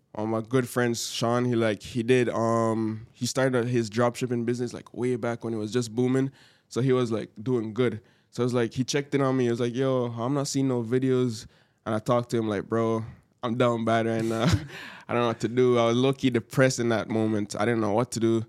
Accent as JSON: {"language": "English", "country": "Jamaica", "moved": "yes", "lives_now": "Canada", "said": "I'm from Jamaica"}